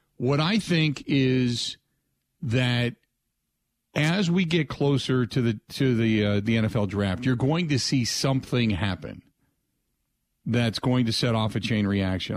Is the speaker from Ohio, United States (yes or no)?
yes; Cincinnati, Ohio, United States; growing up in the Cincinnati area